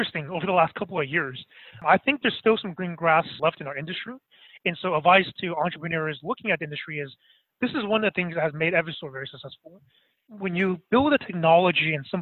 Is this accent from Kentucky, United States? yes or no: no; Bay Area, California, United States; also born or lived in Boston; I'm actually from the Bay Area